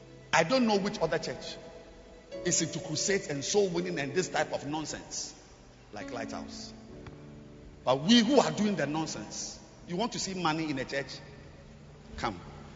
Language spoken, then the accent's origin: English; Jamaica; I'm just from Jamaica. We built a huge cathedral, the Rock Cathedral, in the center of Jamaica.